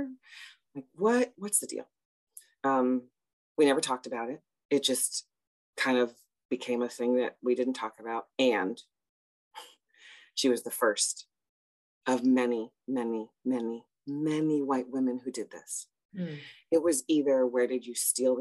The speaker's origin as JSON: {"language": "English", "town": "Chicago", "region": "Illinois", "country": "United States", "tie": "born or raised there", "said": "originally I am from Chicago. I am a Southsider, and all Southsiders have to proudly say they're Southsiders because the South Side of Chicago gets forgotten. And I grew up in a very multicultural, multi-ethnic place"}